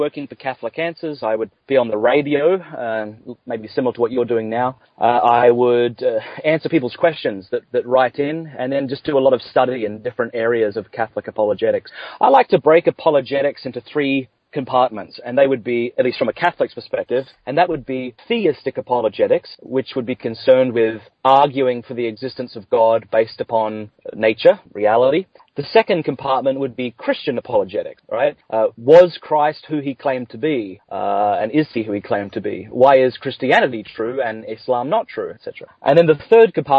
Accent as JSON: {"language": "English", "area": "near Adelaide", "region": "South Australia", "country": "Australia", "tie": "born or raised there", "also_born_or_lived": "Canada / Ireland", "accent": "Australian", "moved": "as an adult", "lives_now": "California, United States", "said": "I grew up near Adelaide in South Australia."}